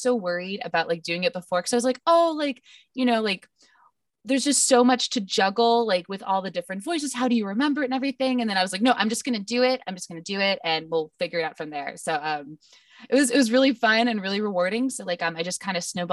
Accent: Ohio, United States; moved away as an adult; now in Texas, United States; I'm from Ohio originally.

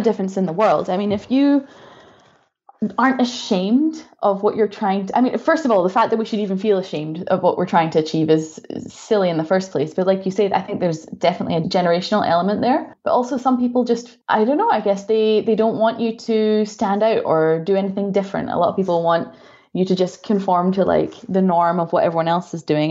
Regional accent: Scotland, United Kingdom; moved away as an adult; also born or lived in Florida, United States / Dubai, United Arab Emirates / Canada; now in Germany; So I'm from Scotland, as you can probably tell from my accent.

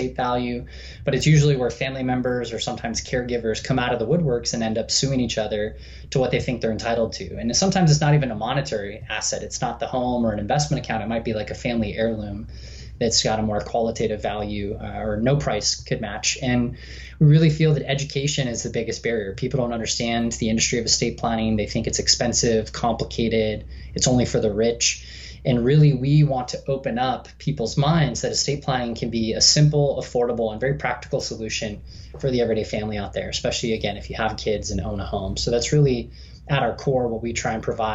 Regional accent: Southern California, United States; born and raised in Southern California. I've been here in San Diego for the last 13 years

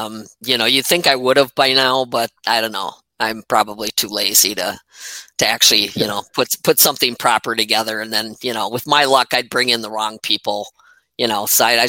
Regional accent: Wisconsin, United States; I'm from Wisconsin

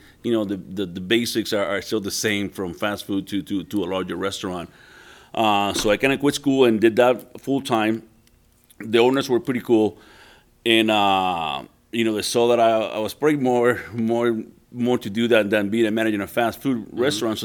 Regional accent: Puerto Rico; moved away as an adult; also born or lived in New Orleans; Born and raised in Puerto Rico for my first 18 years.

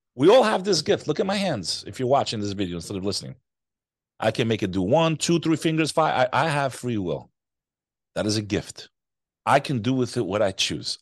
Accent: United States; also born or lived in New York; I am American, first generation born in the U S. My family came here to escape communism

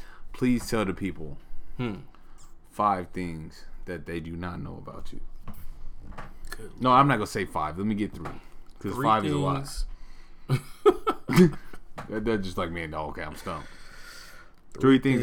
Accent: Portland, Oregon, United States; I grew up on Skidmore

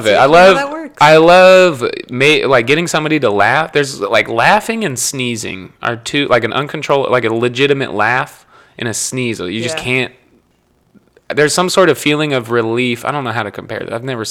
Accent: Sioux City, Iowa, United States; I was born in Sioux City, Iowa

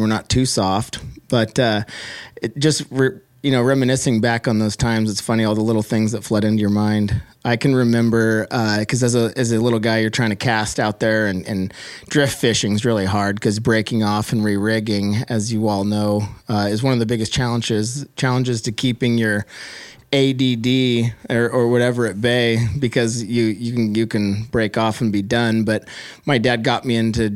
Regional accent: Oregon coast, United States; growing up on the Oregon coast

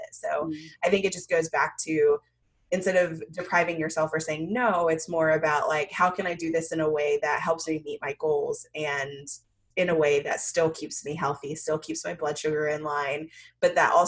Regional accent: Jamaica; I'm Jamaican

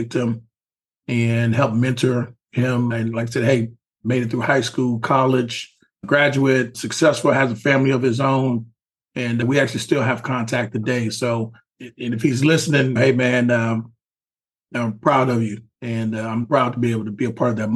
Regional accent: Houston, Texas, United States; I'm from Houston. I grew up in the hood, Third Ward

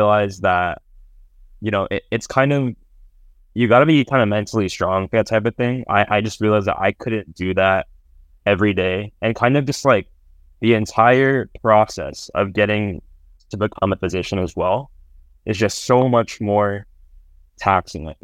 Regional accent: San Jose, California, United States; now in San Francisco, United States; I'm from San Jose, California

